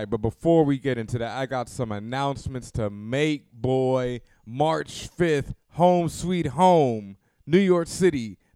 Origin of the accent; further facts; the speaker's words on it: Jamaica; of course, I'm Jamaican.